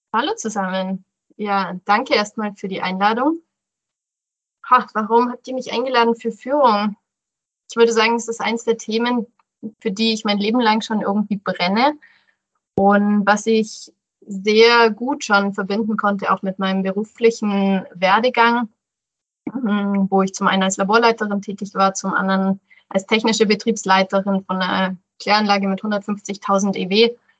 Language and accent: German; Rosenheim, Bavaria, Germany; also born or lived in Allgäu / Landshut; Ich bin in Rosenheim aufgewachsen